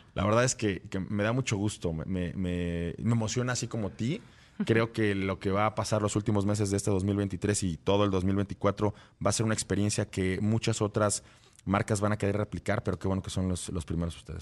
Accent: Mexico

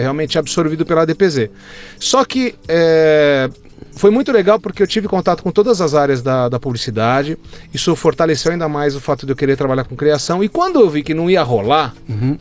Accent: São Paulo, Brazil; moved away as an adult; Nasci em São Paulo, meus pais são italianos, genuínos né, italianos, mas que se casaram aqui no Brasil. Sim. Eu sempre morei em São Paulo

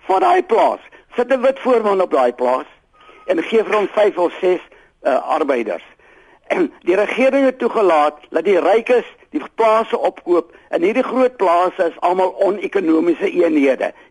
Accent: Karoo, South Africa; ek is ook 'n oud boer mm -hmm. en ek kom uit die Karoo uit.

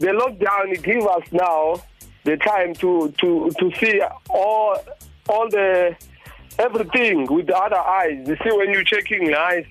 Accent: Durban, KwaZulu-Natal, South Africa; I'm from Chatsworth, Welbedad

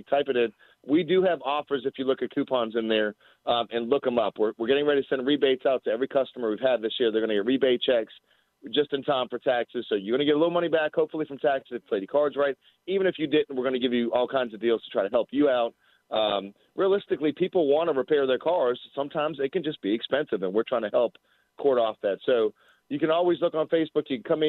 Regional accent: Virginia, United States; also born or lived in Boston, Massachusetts; I grew up, I'm 46. I'm a Virginian. Like, that's what I am.

